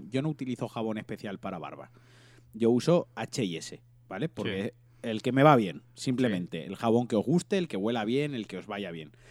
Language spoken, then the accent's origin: Spanish; Valencian Community, Spain